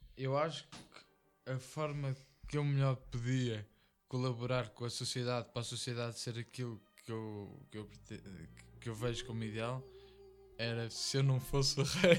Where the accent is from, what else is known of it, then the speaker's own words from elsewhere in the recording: Fátima, Centro, Portugal; nós somos cá de Fátima